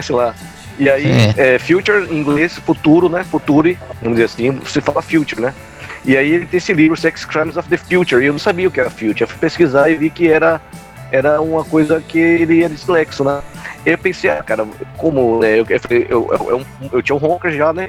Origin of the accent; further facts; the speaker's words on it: Salvador, Bahia, Brazil; eu cresci coisa na Cidade Baixa, velho, que é uma coisa que na minha época, dos anos 90, todos, as, todos os bairros tinham bandas